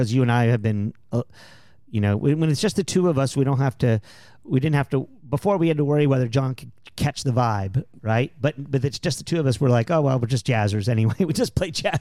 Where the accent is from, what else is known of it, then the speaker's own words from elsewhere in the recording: San Antonio, Texas, United States; I grew up in San Antonio